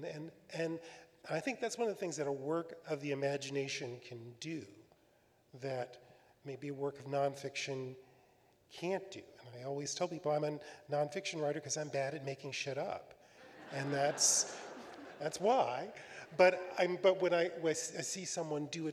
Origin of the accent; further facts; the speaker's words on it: Mount Olive, Mississippi, United States; also born or lived in Collins, Mississippi; now in Virginia, United States; I grew up in Mississippi during the Civil Rights Movement